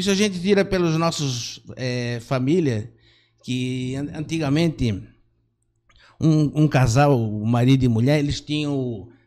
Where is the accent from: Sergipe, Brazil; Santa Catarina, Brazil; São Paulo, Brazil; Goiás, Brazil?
Santa Catarina, Brazil; Gaspar; Então eu sou natural de Gaspar. Há muitos anos atrás, lá em 70, eu morava ali perto bairro Figueiras, uhum.